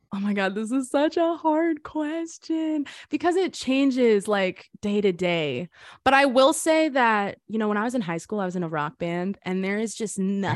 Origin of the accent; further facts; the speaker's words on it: Boca Raton, Florida, United States; moved away as an adult; also born or lived in Hollywood, Florida; I was born in Hollywood, Florida, grew up in Boca Raton